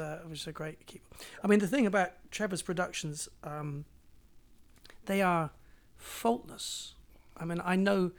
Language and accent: English; Bristol, South West England, United Kingdom; moved away as an adult; also born or lived in London; I came from Bristol